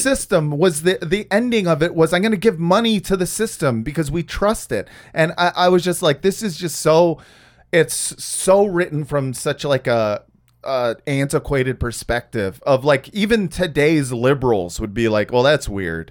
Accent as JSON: {"language": "English", "region": "California", "country": "United States", "said": "I am from California"}